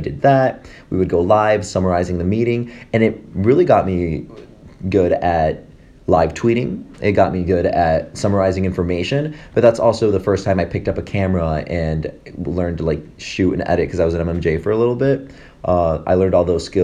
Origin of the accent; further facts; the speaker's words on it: Michigan, United States; moved away as an adult; also born or lived in Mexico / Las Vegas; now in Philadelphia, United States; I was born in Mexico, but I grew up in Michigan.